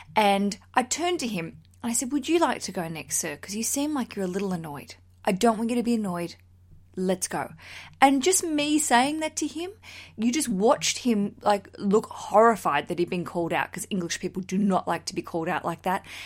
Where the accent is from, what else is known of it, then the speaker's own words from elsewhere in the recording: Australia; now in London, United Kingdom; As an Australian